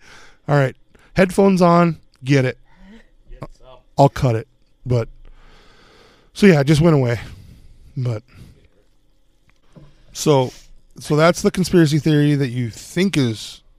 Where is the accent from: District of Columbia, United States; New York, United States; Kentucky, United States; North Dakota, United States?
North Dakota, United States; Minot; it was like from my hometown. It was Minot.